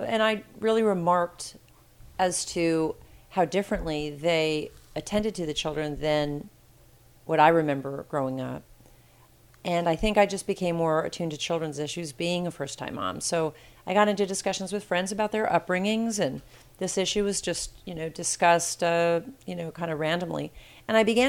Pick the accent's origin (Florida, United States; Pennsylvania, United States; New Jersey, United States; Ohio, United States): Ohio, United States; Cincinnati; moved away as an adult; also born or lived in California; Growing up in Cincinnati